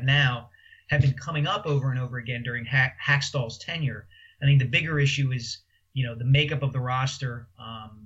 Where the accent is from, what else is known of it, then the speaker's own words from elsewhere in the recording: Philadelphia, Pennsylvania, United States; moved away as an adult; also born or lived in New York; I came back to Philadelphia when the Inquirer hired me